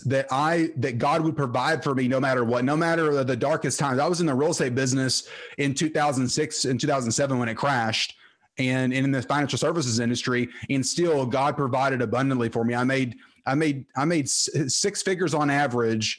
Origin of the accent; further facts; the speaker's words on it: Terrell, Texas, United States; I grew up in Terrell, Texas, played football there